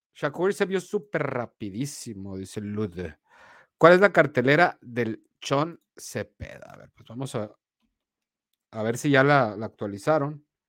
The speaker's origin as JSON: {"language": "Spanish", "region": "Sonora", "country": "Mexico", "said": "soy mexicano y me y sonorense"}